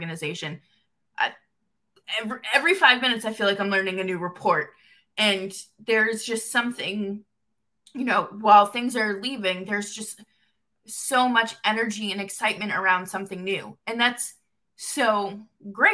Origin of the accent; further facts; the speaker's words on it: Boston, Massachusetts, United States; also born or lived in upstate New York; now in New York, United States; I'm originally from Boston and I don't live in Calgary. I live in upstate New York now